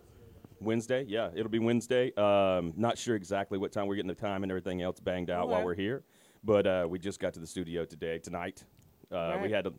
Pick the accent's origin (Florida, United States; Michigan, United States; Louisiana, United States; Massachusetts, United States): Louisiana, United States; New Orleans; now in Knoxville, United States; I'm originally from New Orleans